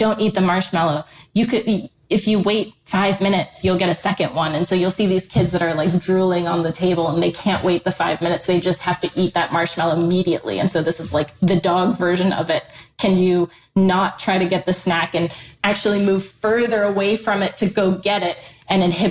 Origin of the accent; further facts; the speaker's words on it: Ann Arbor, Michigan, United States; moved away; I'm from the Ann Arbor area